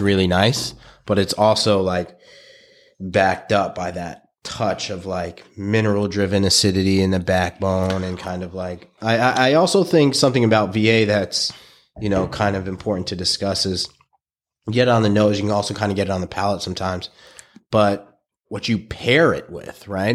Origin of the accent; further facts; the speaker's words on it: New York City, New York, United States; I was a kid from Brooklyn.